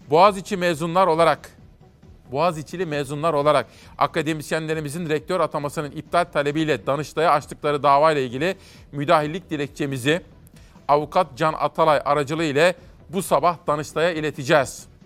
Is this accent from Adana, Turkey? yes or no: no; Simav, Kütahya, Turkey; Doğup büyüdüm Simav'da.